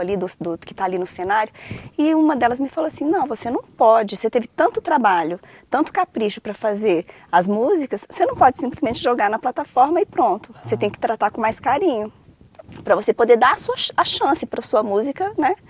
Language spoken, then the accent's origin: Portuguese; Brasília, Federal District, Brazil; also born or lived in Rio de Janeiro / São Paulo / Viçosa; Morei em São Paulo até os três anos e vim para Brasília aos três. Então, assim, eu me considero candanga